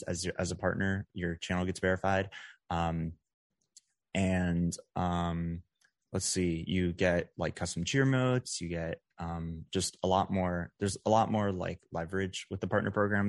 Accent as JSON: {"language": "English", "area": "Dallas-Fort Worth area", "region": "Texas", "country": "United States", "moved": "as an adult", "lives_now": "Las Vegas, United States", "said": "I'm originally from the Dallas-Fort Worth area in Texas, um, but just last month I moved out to Las Vegas"}